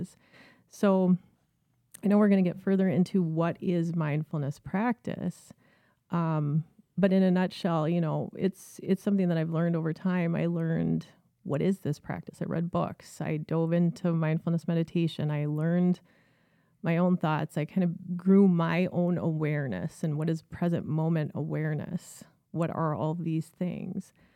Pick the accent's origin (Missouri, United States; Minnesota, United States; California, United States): Minnesota, United States; Minneapolis; also born or lived in St. Cloud; I grew up in North Minneapolis, um, lived my entire life there until I went away to college